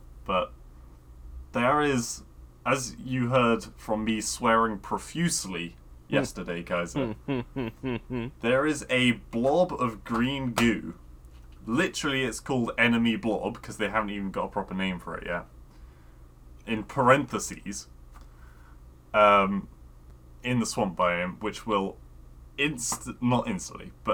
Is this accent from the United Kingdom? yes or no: yes; United Kingdom; I was being British